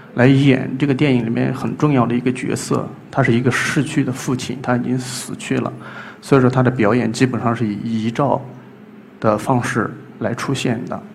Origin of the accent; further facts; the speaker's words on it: Gaotai, Gansu, China; moved away; 今年三十二岁，呃，甘肃高台人。我出生在一个叫花强子的村庄